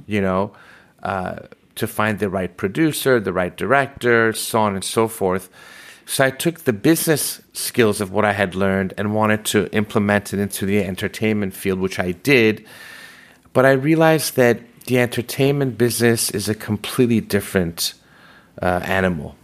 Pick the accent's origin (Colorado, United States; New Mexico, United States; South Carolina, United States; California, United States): California, United States; Los Angeles; also born or lived in Tehran, Iran; I was born in Tehran, Iran, and led to us immigrating to the United States, specifically Los Angeles, in nineteen seventy-eight.